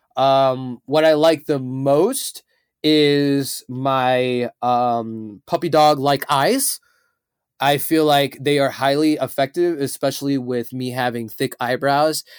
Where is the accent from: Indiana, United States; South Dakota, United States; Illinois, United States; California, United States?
Illinois, United States; Chicago; I am from Chicago.